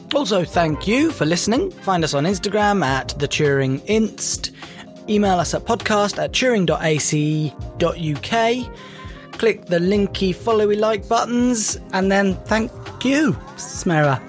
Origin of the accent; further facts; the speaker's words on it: United Kingdom; As a Brit